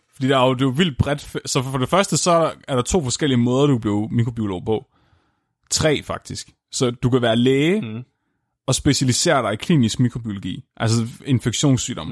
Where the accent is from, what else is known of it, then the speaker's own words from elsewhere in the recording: Tåsinge, Southern Denmark, Denmark; jeg er fra Tåsingen